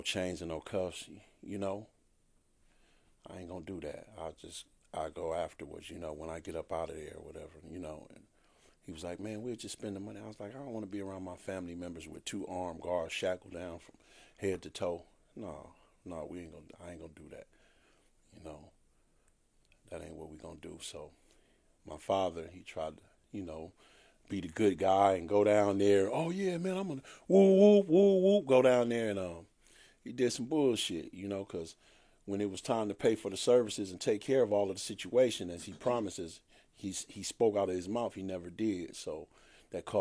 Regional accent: Compton, California, United States; also born or lived in Chicago, Illinois; I was raised in Compton

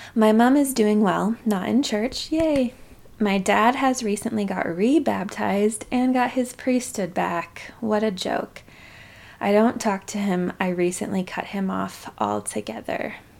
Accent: Utah, United States; growing up in Utah County, Utah

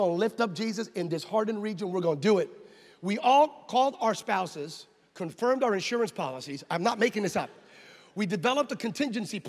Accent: United States; I'm from the States

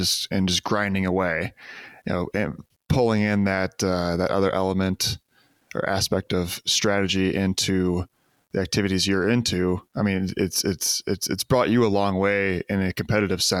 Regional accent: Midwest, United States; I'm from the Midwest as well

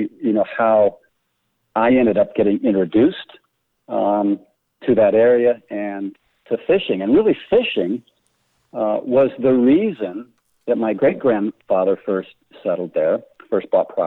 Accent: Denver, Colorado, United States; I grew up in Denver

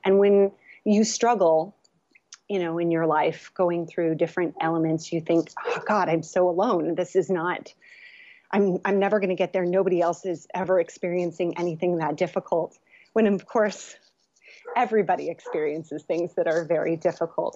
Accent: California, United States; also born or lived in Los Angeles; I was born here in California and, um, and then I went to U C L A. So I've been in Los Angeles area

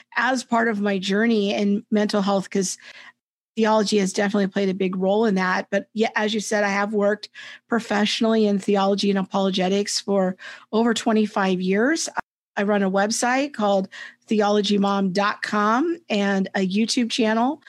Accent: Southern California, United States; I was raised in Southern California by a single mom

